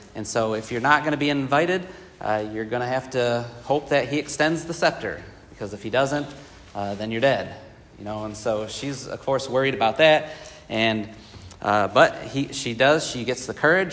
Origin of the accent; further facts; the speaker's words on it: Michigan, United States; now in Columbia, United States; growing up in Michigan